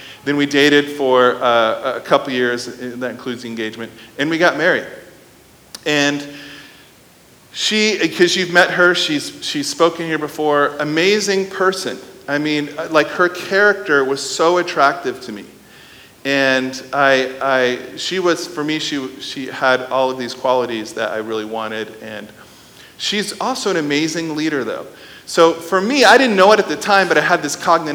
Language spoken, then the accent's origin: English; Midwest, United States; I grew up in the Midwestern part of the country in a nuclear family.